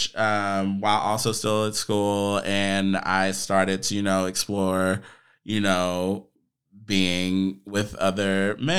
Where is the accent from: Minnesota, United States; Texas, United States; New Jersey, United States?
Texas, United States; Dallas; I grew up in the United Methodist Church. Where at? So, in Dallas, Texas.